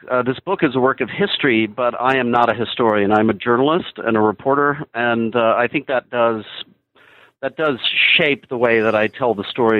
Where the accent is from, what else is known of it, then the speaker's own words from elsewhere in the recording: Midland, Texas, United States; But I'm from Midland, Texas, which is the same town that our esteemed former President George W. Bush came from.